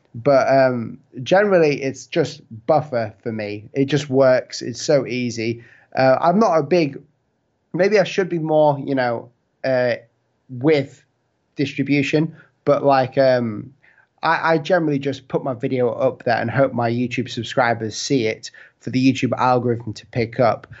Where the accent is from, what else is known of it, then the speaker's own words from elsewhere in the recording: United Kingdom; it's my accent and the fact that I'm from the U K